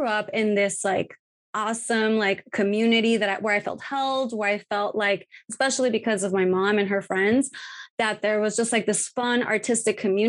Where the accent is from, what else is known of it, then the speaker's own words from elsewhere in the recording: Tijuana, Baja California, Mexico; growing up in Tijuana in Mexico